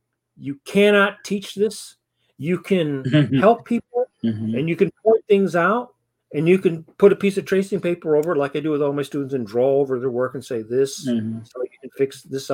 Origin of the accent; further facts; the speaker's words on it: Detroit, Michigan, United States; I grew up in Michigan, grew up in Detroit